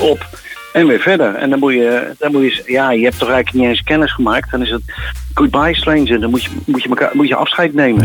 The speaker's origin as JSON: {"language": "Dutch", "area": "Westland", "region": "South Holland", "country": "Netherlands", "tie": "born or raised there", "moved": "yes", "said": "En ik kom uit het Westland. Ik moest daar uren tomaten voor plukken"}